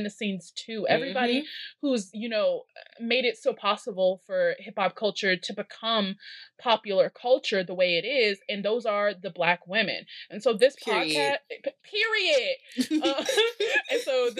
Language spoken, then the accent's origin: English; Chicago, Illinois, United States; I'm from Chicago